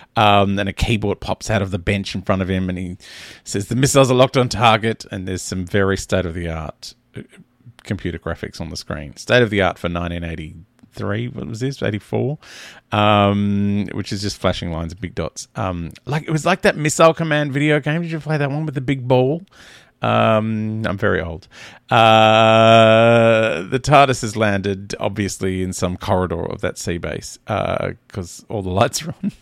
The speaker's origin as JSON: {"language": "English", "country": "Australia"}